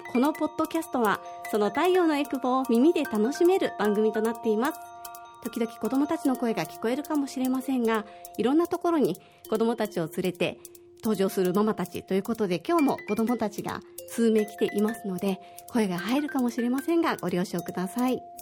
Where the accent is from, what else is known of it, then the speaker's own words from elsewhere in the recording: Osaka, Japan; moved away as an adult; now in Okinawa, Japan; 私は大阪出身で、沖縄が好きで沖縄に移住してきて、えー、今年で12年目ぐらいになります